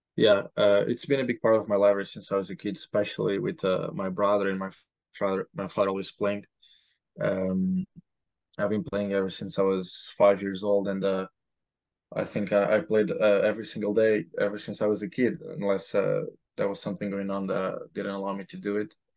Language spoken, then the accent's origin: English; Portugal; moved away as an adult; also born or lived in Lisbon, Portugal; now in Providence, United States; I'm from Portugal